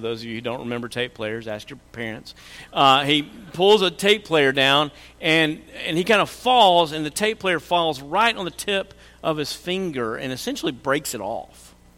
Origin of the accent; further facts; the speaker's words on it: Oklahoma, United States; we're from Oklahoma